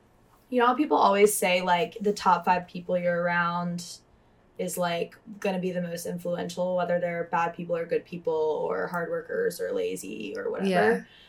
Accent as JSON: {"language": "English", "region": "Louisiana", "country": "United States", "moved": "yes", "lives_now": "Tennessee, United States", "said": "I know if I move back to Louisiana, it's gonna be all the same motherfuckers that were there when I left."}